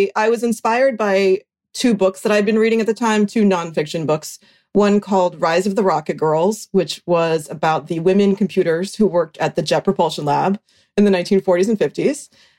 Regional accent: right outside of Boulder, Colorado, United States; moved away as an adult; also born or lived in San Francisco; I grew up in Colorado.

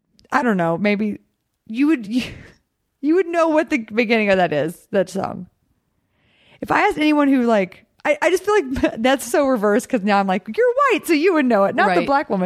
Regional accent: Texas, United States; also born or lived in Glendale; I'm from Texas.

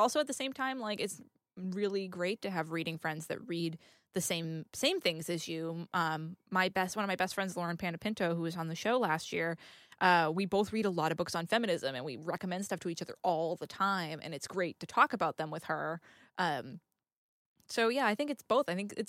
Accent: New England, United States; I grew up in New England. We're mean as fuck.

